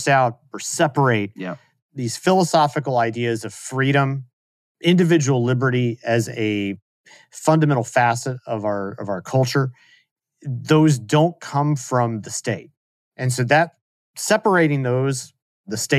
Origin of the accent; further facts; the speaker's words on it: Texas, United States; moved away as an adult; I was born there. I grew up there. I've spent the majority of my life there.